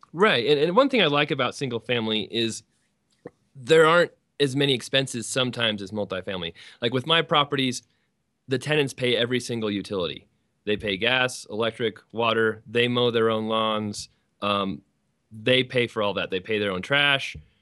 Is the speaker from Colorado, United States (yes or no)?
yes; Colorado, United States; I'm from Colorado.